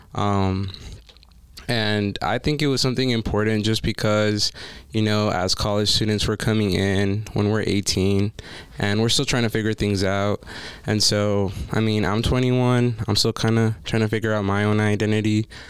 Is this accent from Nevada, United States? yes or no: yes; Las Vegas, Nevada, United States; I am from Las Vegas